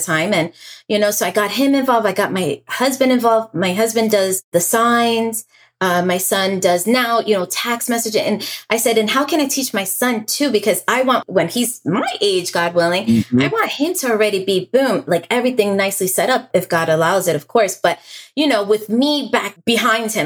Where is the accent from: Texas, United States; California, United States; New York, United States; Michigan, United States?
New York, United States; moved away as an adult; also born or lived in Staten Island, New York; now in Florida, United States; I'm a New York native. I was born and raised in New York.